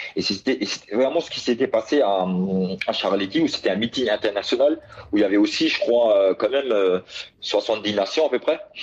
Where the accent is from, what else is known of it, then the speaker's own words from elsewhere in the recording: France; j'étais un des Français